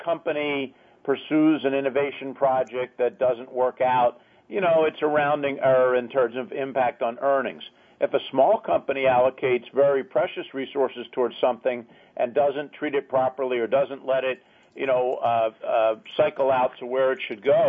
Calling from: Washington, District of Columbia, United States; Washington, D.C., our nation's capital.

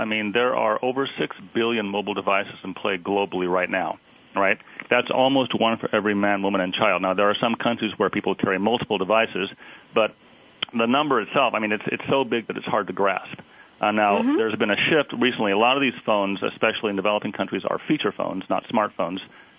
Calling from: Dublin, California, United States; I'm calling from Dublin, California.

